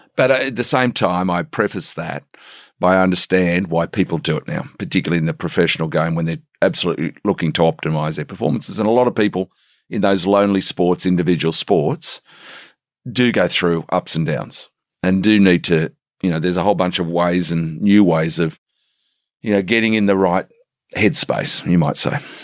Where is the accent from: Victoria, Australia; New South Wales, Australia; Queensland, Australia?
New South Wales, Australia; Sydney; also born or lived in Lindfield, Sydney / South Africa; I'm from the Shire